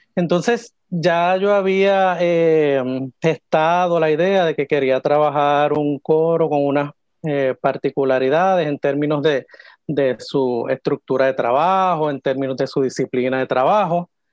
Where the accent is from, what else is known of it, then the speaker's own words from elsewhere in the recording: San Juan, Puerto Rico; yo soy de aquí, de San Juan